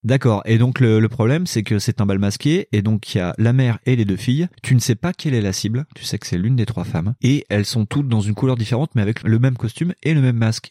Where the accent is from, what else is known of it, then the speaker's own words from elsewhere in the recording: Lyon, Auvergne-Rhône-Alpes, France; lyonnais, comme moi